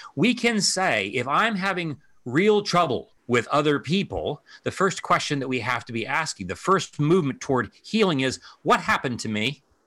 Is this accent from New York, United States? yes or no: no; Ohio, United States; moved away; my home state of Ohio